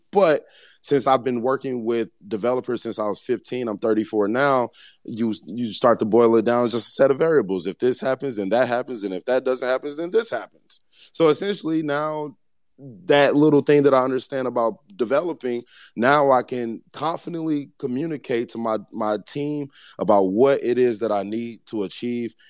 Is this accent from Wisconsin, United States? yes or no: no; Ferguson, Missouri, United States; I grew up in Ferguson, Missouri, Saint Louis, Missouri